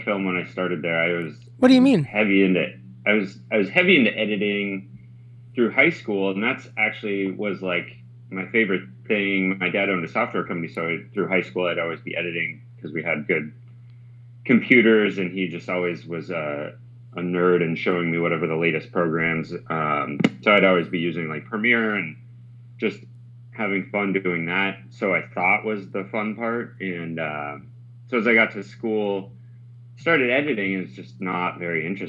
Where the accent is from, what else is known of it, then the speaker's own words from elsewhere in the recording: Park City, Utah, United States; I grew up in Park City, Utah, heavy ski racing through all of growing up and childhood